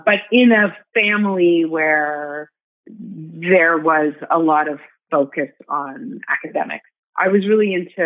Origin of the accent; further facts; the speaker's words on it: Toronto, Ontario, Canada; I'm from Toronto, Canada.